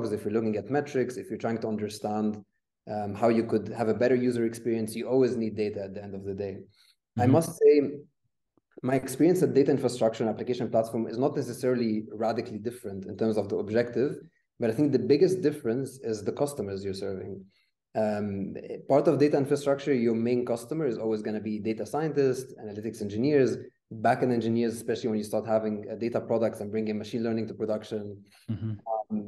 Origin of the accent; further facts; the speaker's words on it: Egypt; moved away as an adult; now in Berlin, Germany; I'm actually originally from Egypt.